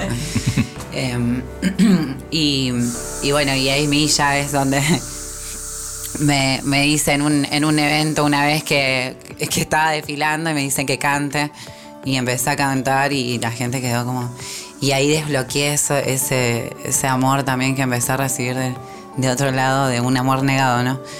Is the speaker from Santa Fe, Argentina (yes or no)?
yes; Rosario, Santa Fe, Argentina; yo allá cuando era chica en Rosario